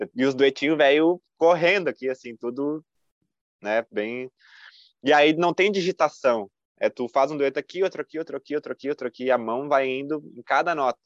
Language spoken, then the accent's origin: Portuguese; Caxias do Sul, Rio Grande do Sul, Brazil; sou de Caxias, da Serra Gaúcha